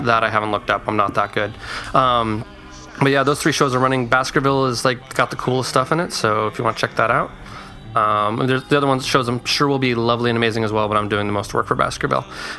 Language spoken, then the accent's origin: English; California, United States; from Southern California, and I am designing a few shows in Utah coming this summer